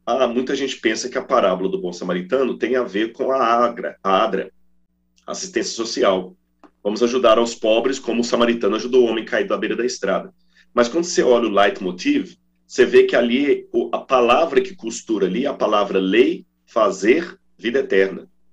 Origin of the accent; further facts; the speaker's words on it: Minas Gerais, Brazil; quando eu era criança, lá em Minas, dizia assim: está chovendo um toró